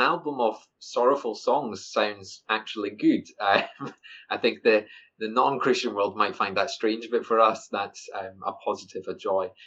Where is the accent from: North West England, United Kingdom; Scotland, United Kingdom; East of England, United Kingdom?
Scotland, United Kingdom; I'm Scottish